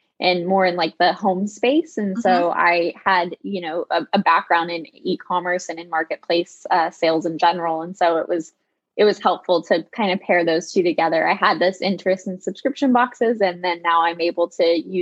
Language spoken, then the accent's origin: English; Connecticut, United States; moved away as an adult; also born or lived in California; I am originally from Connecticut